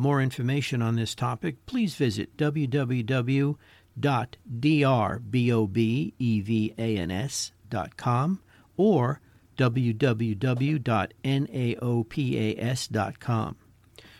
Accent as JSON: {"language": "English", "region": "New York", "country": "United States", "accent": "New York", "said": "My New York accent"}